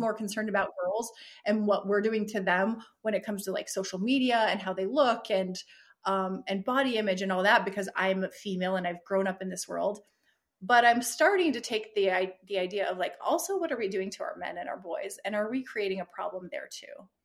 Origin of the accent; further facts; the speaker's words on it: United States; being American in this culture